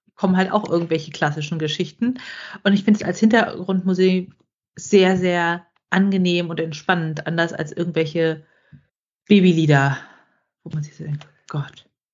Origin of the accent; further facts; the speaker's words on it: Brandenburg, Germany; bei uns in Brandenburg